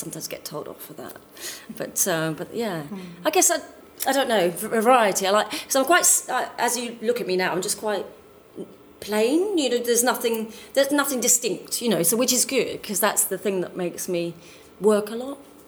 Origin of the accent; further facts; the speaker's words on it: Dartford, South East England, United Kingdom; now in London, United Kingdom; I come from Dartford, which is south east London.